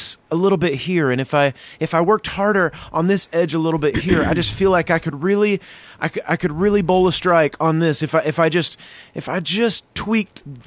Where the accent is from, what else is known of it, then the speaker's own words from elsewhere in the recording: the South, United States; now in Chicago, United States; I'm from the South